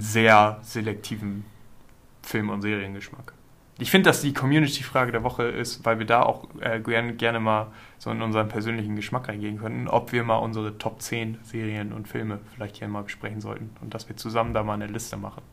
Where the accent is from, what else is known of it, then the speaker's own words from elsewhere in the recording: Germany; wir als Deutsche